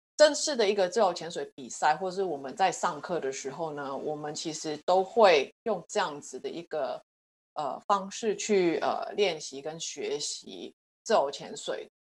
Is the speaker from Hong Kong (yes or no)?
yes; Hong Kong; also born or lived in United States; now in Taiwan; 我在香港出生，呃，之后后来就在美国住了大概十几年，然后最近的五年在台湾